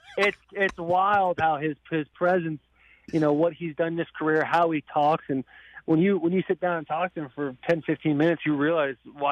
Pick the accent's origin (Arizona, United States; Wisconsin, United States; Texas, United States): Arizona, United States; moved away; a team that I grew up watching in Arizona